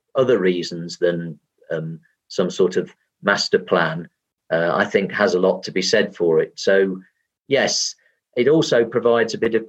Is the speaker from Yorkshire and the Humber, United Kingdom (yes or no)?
no; Derbyshire Dales, East Midlands, United Kingdom; My hometown had grown to have four councillors rather than three